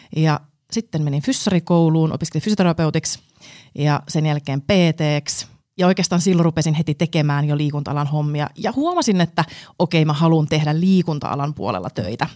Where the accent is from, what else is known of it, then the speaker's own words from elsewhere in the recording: Jyväskylä, Central Finland, Finland; mä tuun Keski-Suomesta Jyväskylästä alun perin